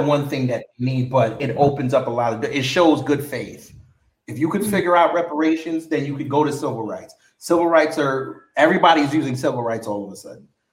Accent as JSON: {"language": "English", "region": "New York", "country": "United States", "moved": "yes", "lives_now": "Atlanta, United States", "said": "they know I'm from New York"}